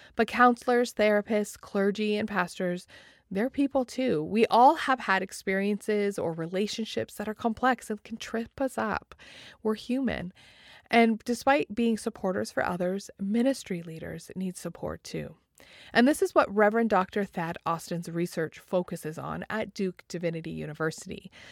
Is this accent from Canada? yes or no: yes; Canada; I'm from Canada